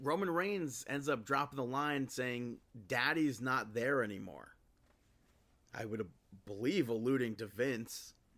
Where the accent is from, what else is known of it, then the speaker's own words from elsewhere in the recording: New York, United States; as a New Yorker, we're, we're just, like, grown. We're, we're, we're taught to hate New Jersey